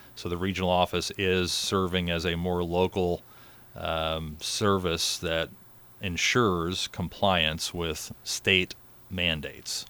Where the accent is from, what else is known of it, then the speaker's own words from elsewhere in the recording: Murphysboro, Illinois, United States; I'm from Murfreesboro originally, was fortunate enough to go back to, uh, my alma mater, my first job at Murfreesboro High School